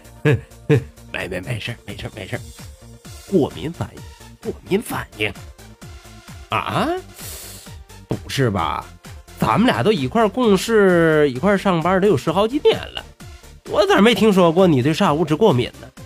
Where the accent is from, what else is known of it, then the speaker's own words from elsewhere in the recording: Tangshan, Hebei, China; accent: Tangshan dialect; 感谢您收听今天的唐山话讲段子